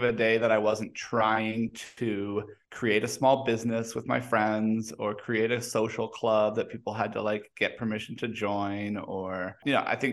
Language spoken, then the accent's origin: English; Mexico; now in United States; I was born and raised in Mexico